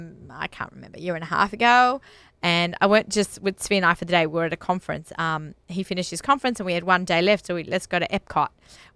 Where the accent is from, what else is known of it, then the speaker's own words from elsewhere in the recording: Australia; moved away; I'm Australian.